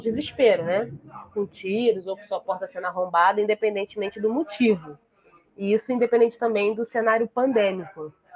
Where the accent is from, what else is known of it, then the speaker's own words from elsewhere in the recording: Niterói, Rio de Janeiro, Brazil; a favela onde eu nasci